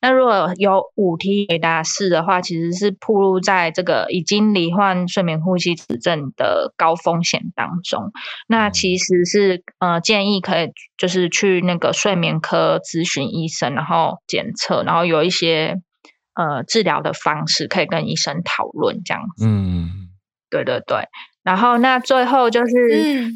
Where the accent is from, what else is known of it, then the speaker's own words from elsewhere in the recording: Taiwan; 我们台湾人